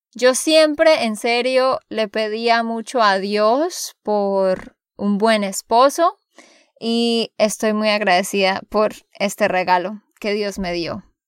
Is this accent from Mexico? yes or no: no; Santander, Colombia; de Santander, Colombia